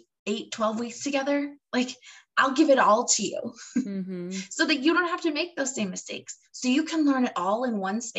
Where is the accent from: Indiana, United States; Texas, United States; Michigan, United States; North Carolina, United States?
Michigan, United States; now in Florida, United States; I grew up in Michigan, which is not Alaska